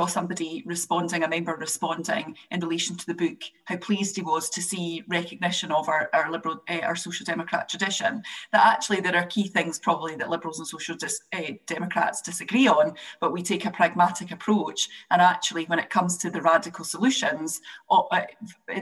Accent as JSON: {"language": "English", "region": "Scotland", "country": "United Kingdom", "said": "as a Scot"}